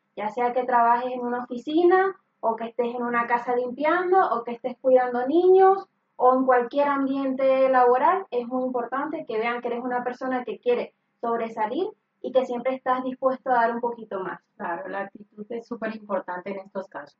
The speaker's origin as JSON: {"language": "Spanish", "country": "Venezuela", "moved": "as an adult", "lives_now": "Spain", "said": "yo soy venezolana"}